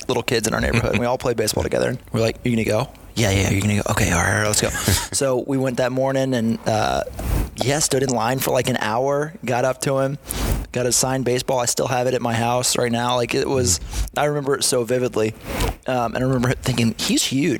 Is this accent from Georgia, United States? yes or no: yes; Atlanta, Georgia, United States; We've lived here for really my whole life